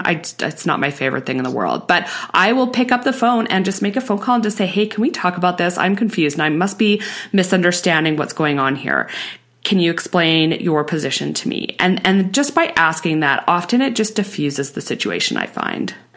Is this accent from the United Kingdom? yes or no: no; Canada; we're Canadian